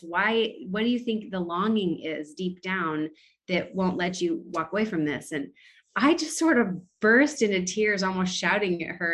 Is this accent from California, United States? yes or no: yes; California, United States; moved away as an adult; also born or lived in Bakersfield, California; now in Nashville, United States; we're both born and raised in California